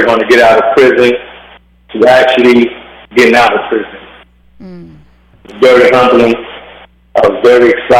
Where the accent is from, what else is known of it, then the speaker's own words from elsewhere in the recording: Bakersfield, California, United States; I'm from Bakersfield, California, born and raised